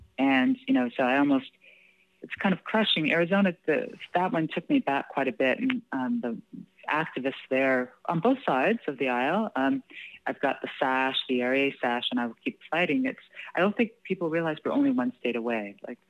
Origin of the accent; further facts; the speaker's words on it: Canada; and I think because, you know, being Canadian, right, you know, we have equal